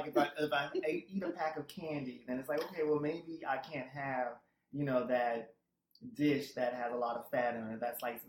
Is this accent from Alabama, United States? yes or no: yes; Alabama, United States; moved away; also born or lived in Boston, Massachusetts / Jersey City, New Jersey; And I am originally from Alabama.